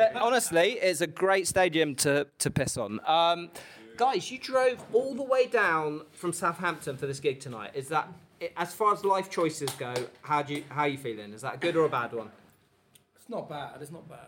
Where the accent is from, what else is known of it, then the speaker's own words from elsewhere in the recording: Portugal; now in London, United Kingdom; I'm from Portugal